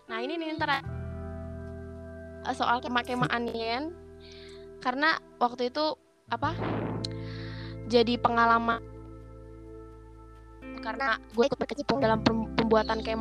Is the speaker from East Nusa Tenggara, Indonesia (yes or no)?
no; Bogor, West Java, Indonesia; gue sebenarnya asalnya dari Bogor